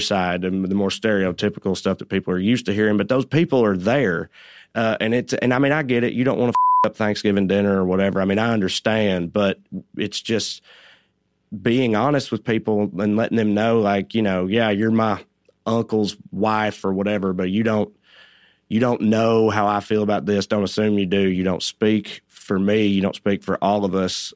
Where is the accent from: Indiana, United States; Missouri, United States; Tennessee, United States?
Tennessee, United States; accent: Southern; moved away as an adult; now in Los Angeles, United States; I did grow up poor in extremely rural Tennessee